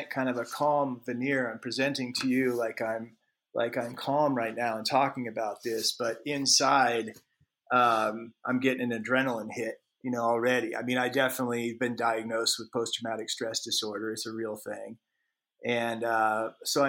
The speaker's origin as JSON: {"language": "English", "region": "Alaska", "country": "United States", "tie": "born or raised there", "said": "when I was a kid growing up in Alaska"}